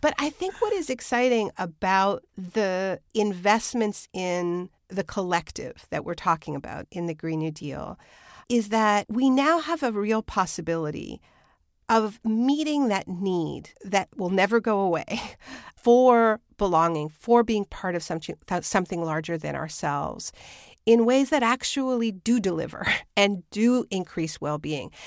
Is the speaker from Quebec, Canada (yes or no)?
yes; Quebec, Canada; I was born in New France, you know, that was the original name for Quebec